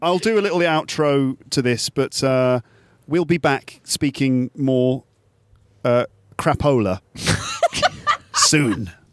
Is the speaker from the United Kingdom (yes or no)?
yes; England, United Kingdom; accent: English; now in Paris, France; we're from England, so we've got, you know, English accents.